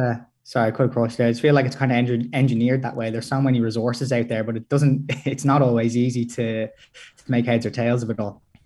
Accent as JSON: {"language": "English", "country": "Ireland", "said": "we're, we're both Irish"}